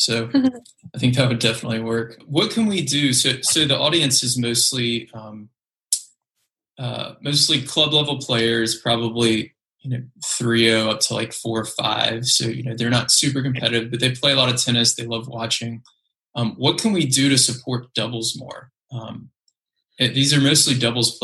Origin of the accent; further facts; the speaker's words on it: Memphis, Tennessee, United States; So I grew up in Memphis